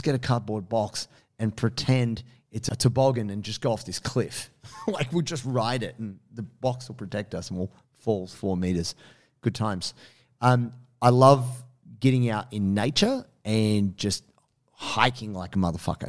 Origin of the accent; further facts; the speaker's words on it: Blue Mountains, New South Wales, Australia; also born or lived in Sydney (Marrickville), New South Wales; I grew up in the Blue Mountains. I was pretty fortunate that I lived in a very quiet little town.